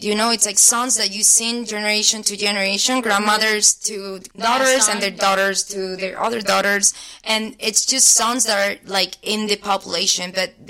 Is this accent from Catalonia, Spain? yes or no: no; Granada, Andalusia, Spain; English is a second language; moved away as an adult; now in Los Angeles, United States; he was born in Granada, where I'm born. I'm from Granada.